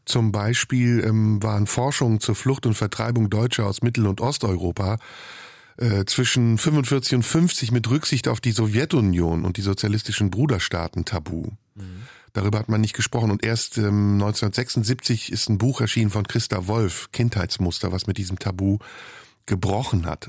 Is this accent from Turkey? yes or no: yes; Turkey; moved away; In der Türkei, in meiner Heimat